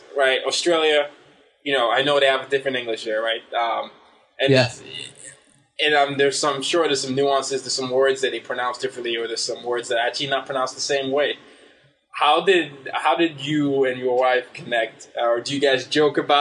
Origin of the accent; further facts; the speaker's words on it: Nigeria; moved away; also born or lived in Sweden / Vietnam / United States; I grew up in Nigeria